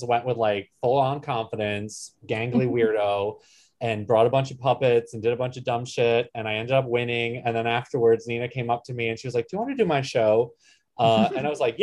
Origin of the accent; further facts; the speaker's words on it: Poughkeepsie, New York, United States; moved away; also born or lived in Columbus, Ohio; I was born in Poughkeepsie, New York